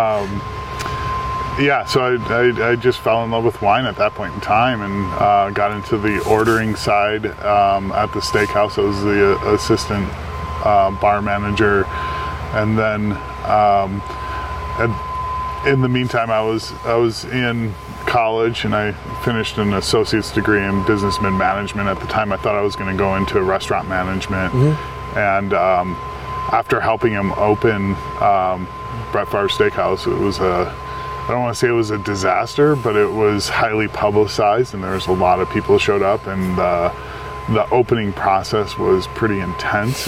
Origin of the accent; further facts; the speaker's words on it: Midwest, United States; now in Oregon, United States; I'm from the Midwest